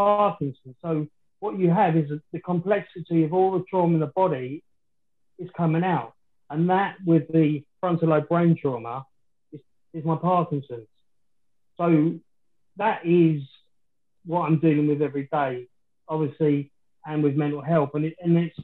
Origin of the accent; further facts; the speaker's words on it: London, United Kingdom; I was born in West Ham, in the old Plasto Hospital, which sits over Upton Park